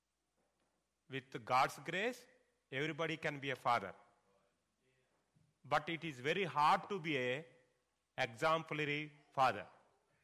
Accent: India; first language Telugu; English is a second language; my mother tongue Bible, Telugu

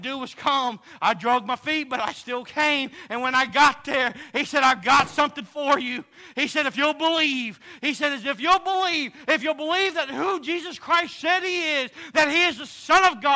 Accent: Texas, United States; I'm from Texas

